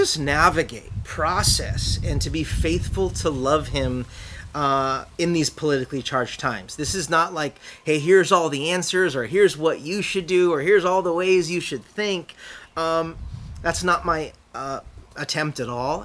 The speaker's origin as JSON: {"language": "English", "country": "United States", "said": "being a Bible-believing and Jesus-following Christian as an American"}